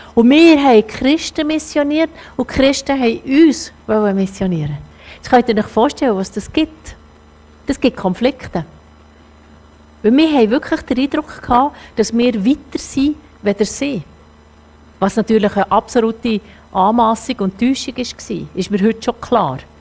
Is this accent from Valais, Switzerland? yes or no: no; Zürcher Oberland, Zurich, Switzerland; ich komme ja aus dem Zürich-Oberland, das ist alles in meinem Ecken